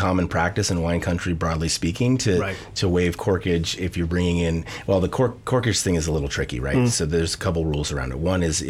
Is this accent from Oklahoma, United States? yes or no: yes; Oklahoma, United States; Well, I'm from Oklahoma and this is right. nothing.